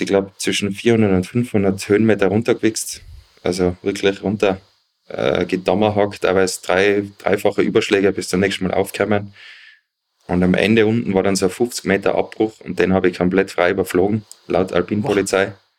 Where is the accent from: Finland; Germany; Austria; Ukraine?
Austria; Zillertal, Tyrol; ich komme aus dem Zillertal, bin mittlerweile 38